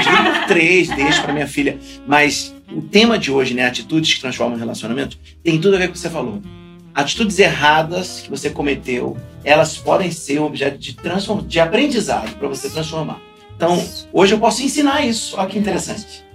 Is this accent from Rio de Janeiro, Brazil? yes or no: yes; Rio de Janeiro, Brazil; bom carioca